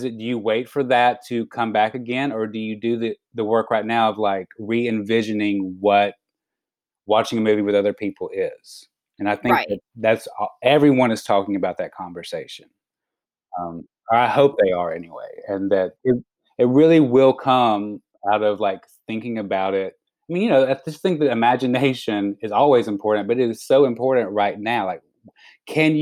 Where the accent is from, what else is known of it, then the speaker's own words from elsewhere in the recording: Alabama, United States; moved away; as like a little queer boy growing up in Alabama